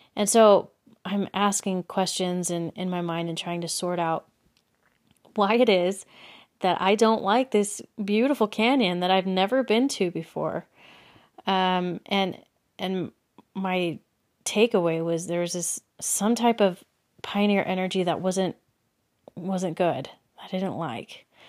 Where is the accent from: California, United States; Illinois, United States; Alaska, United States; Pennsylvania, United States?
California, United States; Los Angeles; moved away as an adult; also born or lived in Belgium / Texas; now in Utah, United States; I grew up in Southern California in the L A area. I lived there up until I was twenty-one